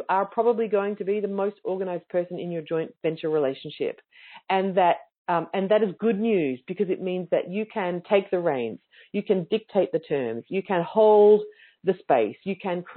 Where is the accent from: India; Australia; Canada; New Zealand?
Australia; as an Australian